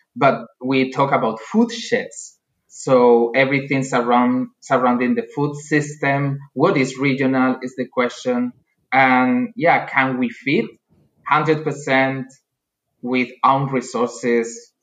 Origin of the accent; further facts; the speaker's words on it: Spain; moved away as an adult; also born or lived in Salamanca / Andalusia; now in Germany; I'm from Spain.